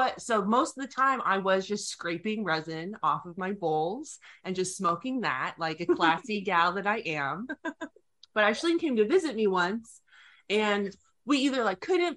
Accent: West Coast, United States; moved away; I'm from the West Coast

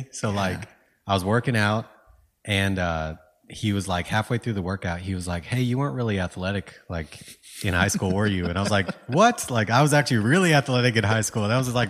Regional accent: California, United States; Dude, I grew up like mostly in California.

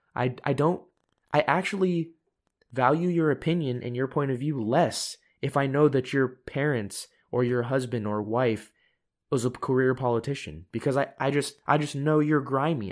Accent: United States; I am Asian American

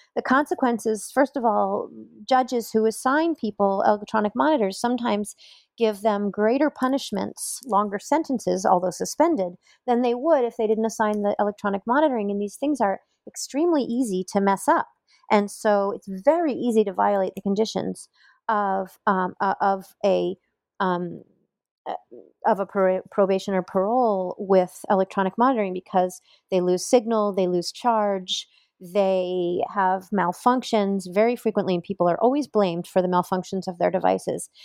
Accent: Bloomington, Indiana, United States; here in Bloomington, my hometown

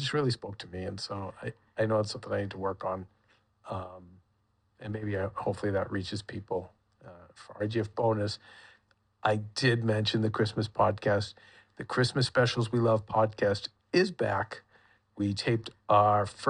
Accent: United States; I'm an American.

